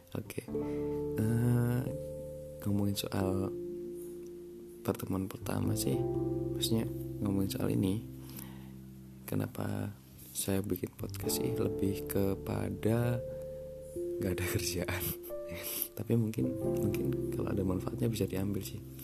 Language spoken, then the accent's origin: Indonesian; Temanggung, Central Java, Indonesia; aku asli dari Temanggung